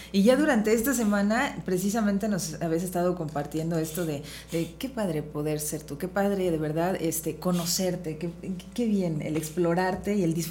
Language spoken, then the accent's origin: Spanish; Villagrán, Guanajuato, Mexico; Mira, recuerdos de mi infancia en Villagrán